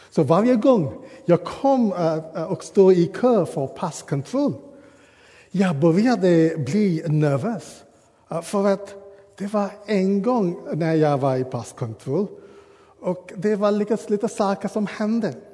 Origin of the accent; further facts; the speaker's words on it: Sri Lanka; Swedish is a second language; now in Sweden; Jag uh, går tillbaka till hemma i Sri Lanka och jag kommer ihåg den curry min mamma har lagat.